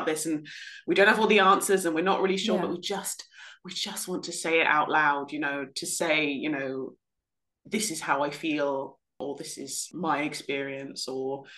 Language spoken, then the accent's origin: English; South West England, United Kingdom; I was brought up in the West Country of England